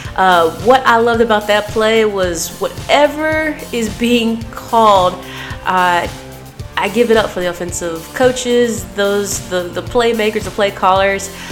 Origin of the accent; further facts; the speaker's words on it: Dallas, Texas, United States; I am born and raised in Dallas, Texas